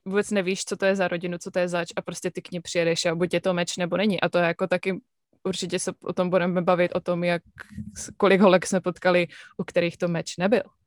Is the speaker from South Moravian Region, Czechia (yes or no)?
yes; Brno, South Moravian Region, Czechia; moved away as an adult; also born or lived in Plzeň; now in United States; narodila jsem se v Plzni a potom jsme se přestěhovali do Brna, kde jsem žila většinu mýho života